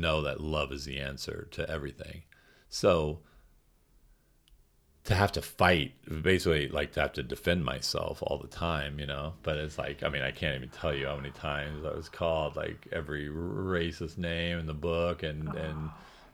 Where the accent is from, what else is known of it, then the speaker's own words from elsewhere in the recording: St. Charles, Missouri, United States; I did feel like I was treated a lot like a foreign exchange student growing up in St. Charles, Missouri